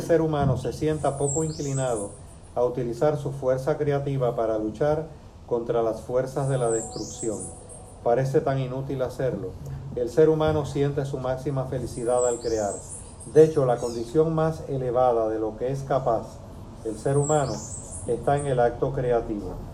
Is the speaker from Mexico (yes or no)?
no; Cuba; now in Puerto Rico; yo nací en Cuba